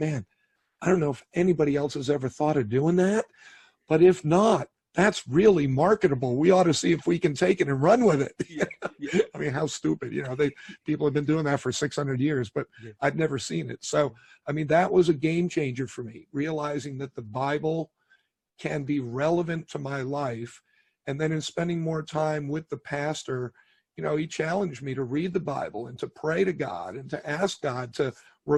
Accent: New York City, New York, United States; I was born in New York City, grew up in that area of the country

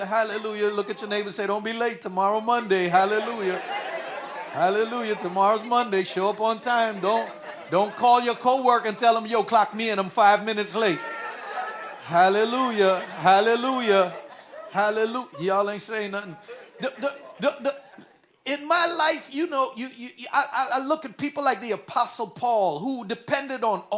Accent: Guyana; also born or lived in New York City; now in United States; When we were young and I was growing up in Guyana

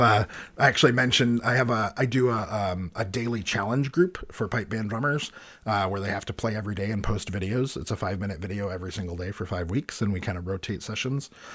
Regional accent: United States; as an American, playing with an American band

